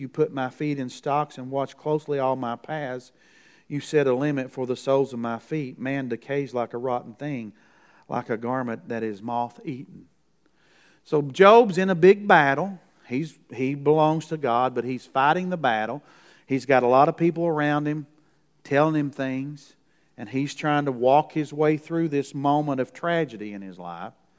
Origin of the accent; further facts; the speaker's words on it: Kentucky, United States; from Kentucky, the Moonshine State.